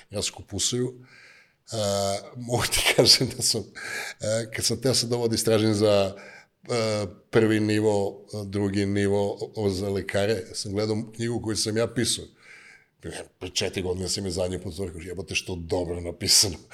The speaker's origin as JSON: {"language": "Croatian", "town": "Niš", "region": "Nišava District", "country": "Serbia", "also_born_or_lived": "United States", "accent": "Niš / southern (južnjački)", "lives_now": "Niš, Serbia", "said": "ne preteram e, sa onim niškim, znaš, onako, soft content dajem, ali kad me neko nervira, ne, znaš, mislim, kaže, ti si, e, kad pričaš južnjački, ti si nepismen, molim? To je moj akcent, ja tako pričam."}